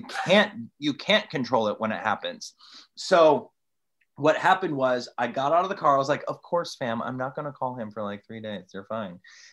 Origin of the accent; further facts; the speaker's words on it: Toledo, Ohio, United States; I'm from Toledo, Ohio.